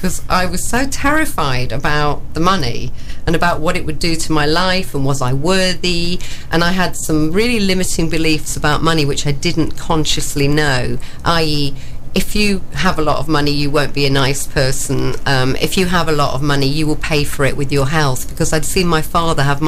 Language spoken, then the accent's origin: English; Daybrook, East Midlands, United Kingdom; I was born in Daybrook in Nottinghamshire, and I lived above the shop until they pulled the street down